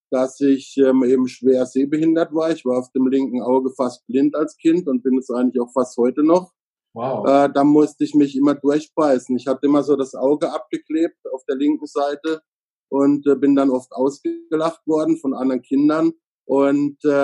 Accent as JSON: {"language": "German", "town": "Freiburg im Breisgau", "region": "Baden-Württemberg", "country": "Germany", "tie": "born there", "said": "Also ich bin in Freiburg im Breisgau geboren. Da streiten sich jetzt manche drüber, ob das der Schwarzwald ist oder nicht."}